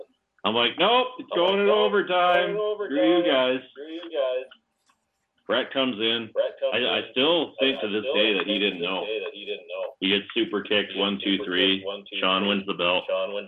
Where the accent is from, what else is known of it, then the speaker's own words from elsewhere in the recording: Calgary, Alberta, Canada; I'm from Calgary, Alberta